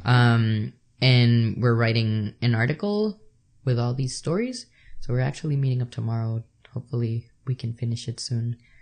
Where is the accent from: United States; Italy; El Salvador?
El Salvador; moved away; I'm from El Salvador